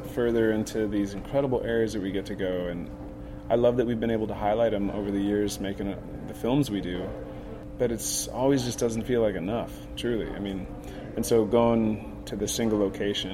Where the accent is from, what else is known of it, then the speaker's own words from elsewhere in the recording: Jackson, United States; I was born in Jackson, and had a great upbringing